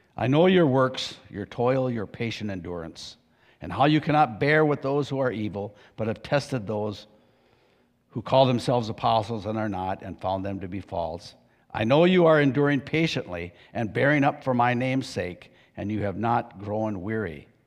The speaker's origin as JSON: {"language": "English", "country": "United States", "tie": "born or raised there", "said": "I grew up in Pierce County"}